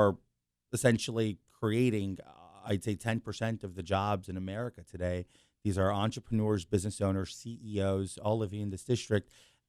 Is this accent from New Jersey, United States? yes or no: no; New York City, New York, United States; also born or lived in Long Island; So born and raised in New York City.